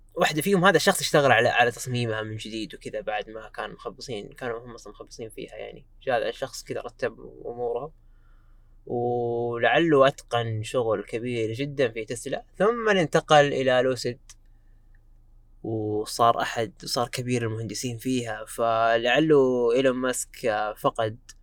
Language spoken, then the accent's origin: Arabic; Saudi Arabia; عندنا في السعوديه